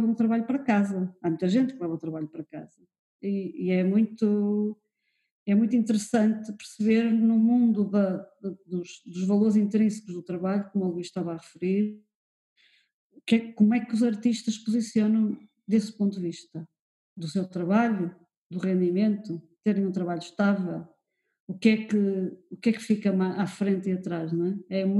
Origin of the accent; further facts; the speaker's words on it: Porto, Porto District, Portugal; now in Lisbon, Portugal; Eu, quando vim do Porto para Lisboa, notei uma diferença enorme desse ponto de vista.